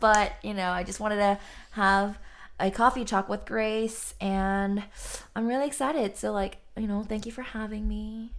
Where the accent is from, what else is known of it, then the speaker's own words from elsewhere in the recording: Austin, Texas, United States; also born or lived in Boston; I am from Austin, Texas.